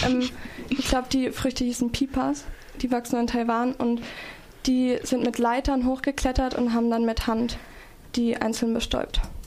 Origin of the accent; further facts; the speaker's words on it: Emmendingen, Baden-Württemberg, Germany; wir sind aus Emding